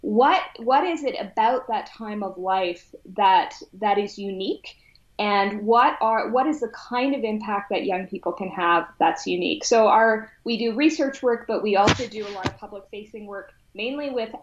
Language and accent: English; Whitehorse, Yukon, Canada; growing up in Whitehorse, Yukon